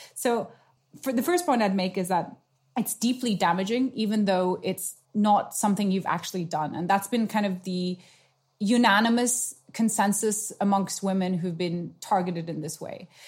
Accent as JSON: {"language": "English", "country": "Nepal", "tie": "born or raised there", "moved": "yes", "said": "I grew up in South Asia. I'm a half Nepalese."}